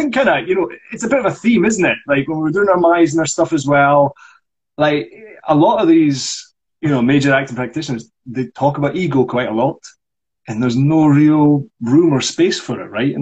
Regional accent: Scotland, United Kingdom; as a Scottish person.

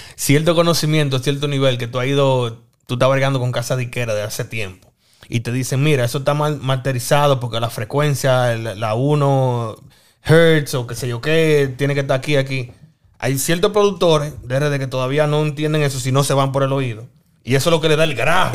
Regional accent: Dominican Republic; como dominicano

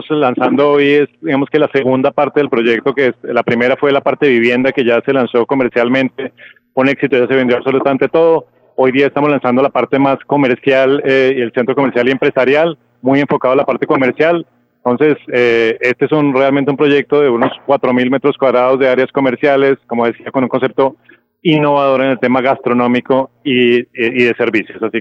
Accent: Bogotá, Colombia; A ver, eh, yo soy de Bogotá, pero

